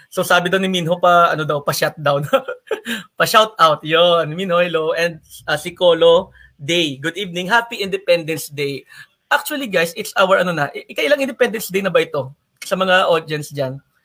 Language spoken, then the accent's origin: Tagalog; Philippines; taga Lagasan ako